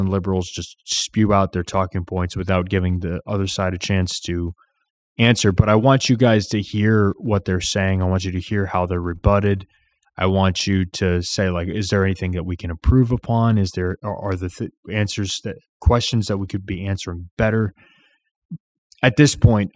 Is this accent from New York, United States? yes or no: no; Illinois, United States; I'm from Illinois